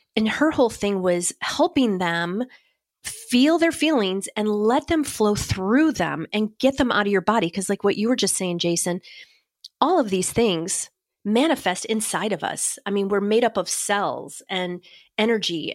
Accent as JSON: {"language": "English", "region": "Northeast", "country": "United States", "said": "I'm from the Northeast"}